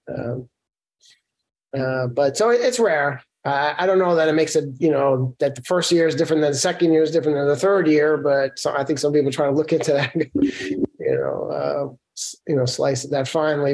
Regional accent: New York City, New York, United States; I grew up in Brooklyn, New York

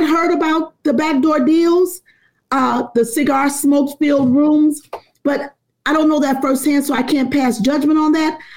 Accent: the South, United States; now in Chicago, United States; I'm originally a Southerner

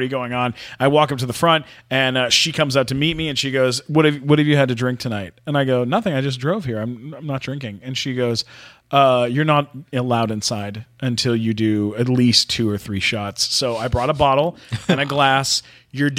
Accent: Canada; I'm Canadian.

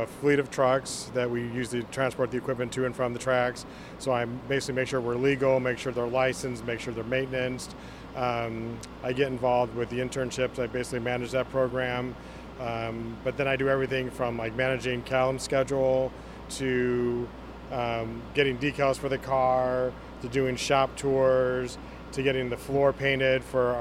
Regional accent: Chicago, Illinois, United States; moved away; I'm actually from Chicago

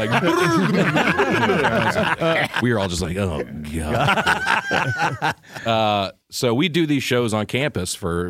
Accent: Tennessee, United States; accent: thick Southern; also born or lived in Notre Dame, Indiana

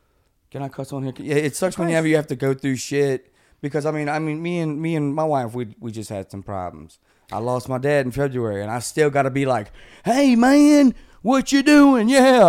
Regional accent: Covington, Louisiana, United States; also born or lived in Ponchatoula, Louisiana; Louisiana. All my life. I was born in Covington.

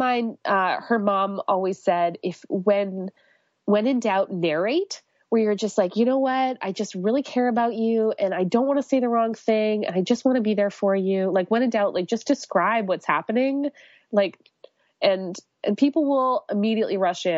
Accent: Canada; I'm Canadian

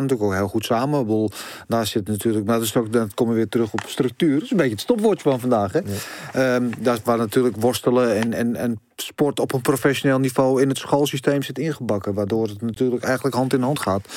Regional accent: Netherlands; als arrogante Nederlanders

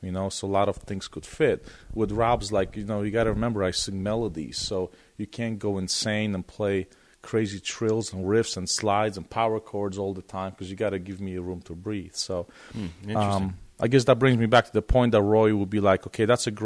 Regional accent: Poland; English is a second language; moved away; I'm from Poland.

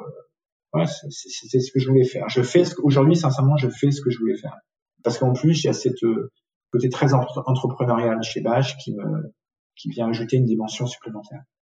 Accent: south-west France, France; moved away; also born or lived in Tunisia / Paris; J'ai ensuite grandi euh, essentiellement dans le sud-ouest de la France.

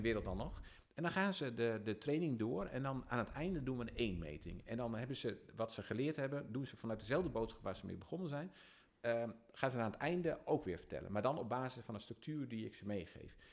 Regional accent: Dalfsen, Overijssel, Netherlands; also born or lived in Emmen; ik kom uit Dalsen

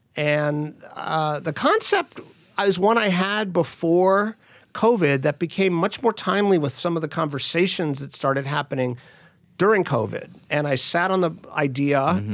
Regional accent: Miami, Florida, United States; moved away; I grew up in Miami, so I speak uh, I used to speak almost fluently, but I speak some Spanish.

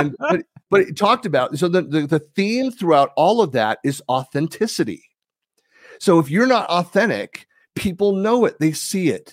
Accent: Danville, California, United States; I'm born and raised in the San Francisco Bay Area

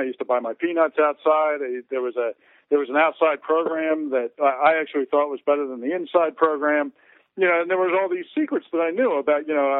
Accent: Philadelphia, Pennsylvania, United States; my hometown of Philly

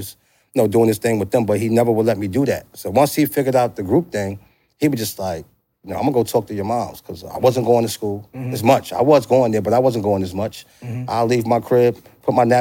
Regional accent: New York City, New York, United States; also born or lived in Yonkers / New Jersey; I grew up on St. James, which is right around the corner from PS 11

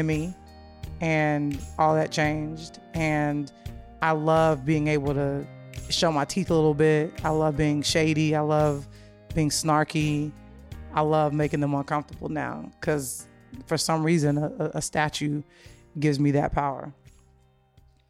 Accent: Chicago, Illinois, United States; I'm a Chicagoan through and through

